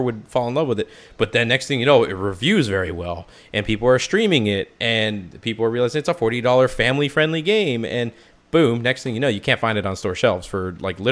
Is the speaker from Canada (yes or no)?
yes; Canada; I'm a Canadian. It's in my blood